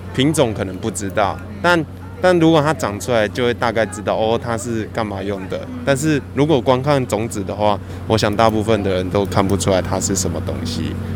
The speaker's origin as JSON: {"language": "Chinese", "region": "southern Taiwan", "country": "Taiwan", "tie": "born or raised there", "said": "家里小时候在南部长大，所以有，家里有种菜这样"}